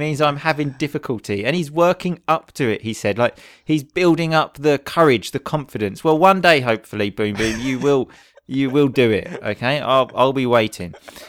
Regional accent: England, United Kingdom; Especially stuff related to England, because obviously we are both English.

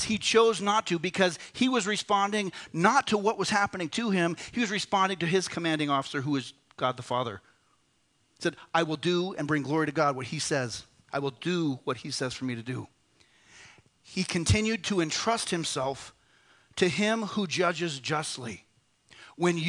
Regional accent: United States; I am become one. I am an American

